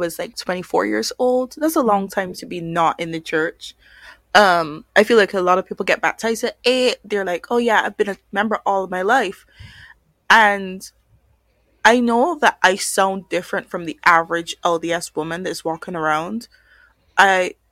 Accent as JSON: {"language": "English", "country": "Barbados", "said": "Barbados, where I'm from."}